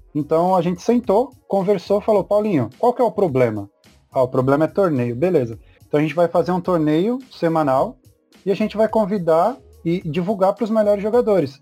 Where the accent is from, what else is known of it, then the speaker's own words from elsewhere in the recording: Mauá, São Paulo, Brazil; eu sou de Mauá. Tanto eu quanto o Paulo, nós somos de Mauá